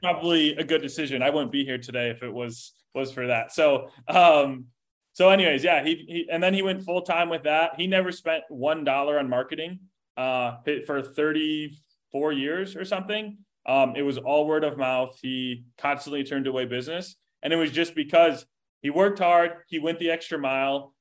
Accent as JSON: {"language": "English", "town": "Chicago", "region": "Illinois", "country": "United States", "tie": "born or raised there", "moved": "as an adult", "lives_now": "Indianapolis, United States", "said": "I grew up like suburb, south suburbs of Chicago, um, you know, suburbia, if you will. Um, and now I'm in, in, in Indianapolis"}